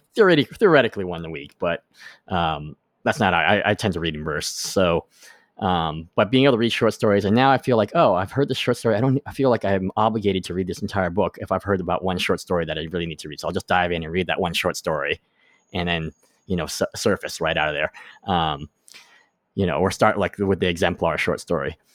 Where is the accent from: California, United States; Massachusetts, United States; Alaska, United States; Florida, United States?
Massachusetts, United States; Boston; when I was growing up in Boston